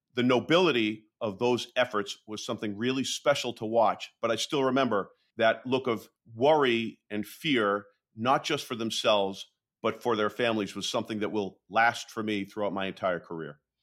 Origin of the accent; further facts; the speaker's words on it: Waltham, Massachusetts, United States; my hometown of Waltham